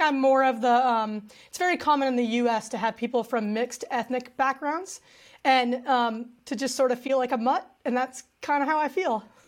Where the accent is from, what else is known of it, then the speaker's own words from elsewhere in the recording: United States; my dad's family is from Mexico, um, he himself is from California. Uh, so I grew up in a very traditional American household